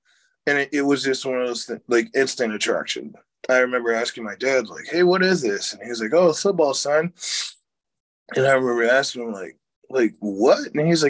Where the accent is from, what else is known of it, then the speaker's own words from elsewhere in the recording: Boonville, Missouri, United States; also born or lived in Sacramento, California; We spent most of our time in Boonville, Missouri, and in Sacramento, California. We moved from Boonville to Sacramento. Parents were in the military.